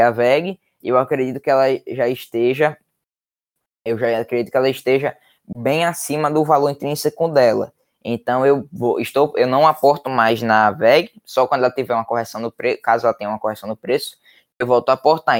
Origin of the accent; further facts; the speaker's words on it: Natal, Rio Grande do Norte, Brazil; eu tenho 13 anos, é, eu sou de Natal, do Rio Grande do Norte